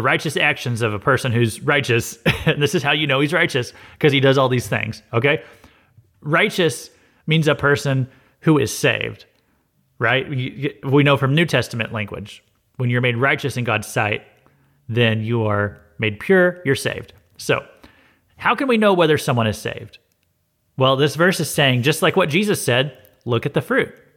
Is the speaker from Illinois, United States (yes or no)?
no; Missouri, United States; I'm from Missouri too